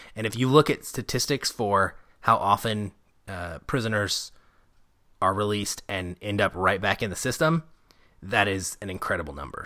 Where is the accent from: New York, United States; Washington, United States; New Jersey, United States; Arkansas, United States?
Arkansas, United States; now in Seattle, United States; I grew up in Arkansas